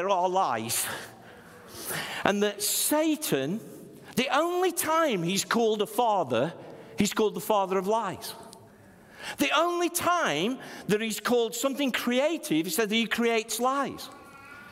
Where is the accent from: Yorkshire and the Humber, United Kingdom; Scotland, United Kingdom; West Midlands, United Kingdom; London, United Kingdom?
West Midlands, United Kingdom; Stoke-on-Trent; I was from Stoke-on-Trent.